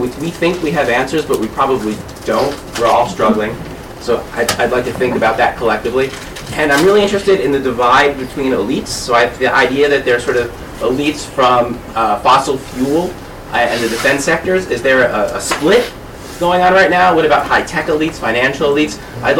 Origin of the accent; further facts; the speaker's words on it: Boston, Massachusetts, United States